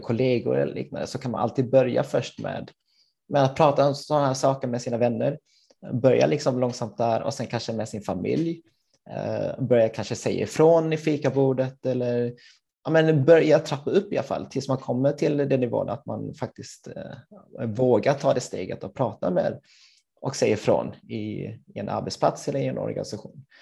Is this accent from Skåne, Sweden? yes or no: yes; Helsingborg, Skåne, Sweden; moved away as an adult; also born or lived in Gothenburg; jag är född och uppvuxen i Helsingborg